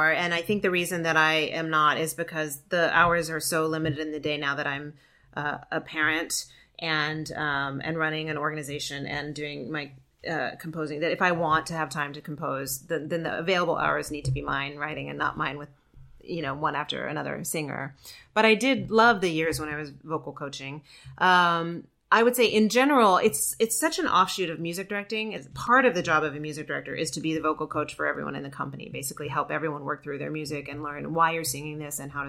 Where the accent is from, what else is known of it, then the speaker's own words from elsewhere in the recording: outside of Memphis, Tennessee, United States; moved away; also born or lived in Georgia; grew up outside of Memphis.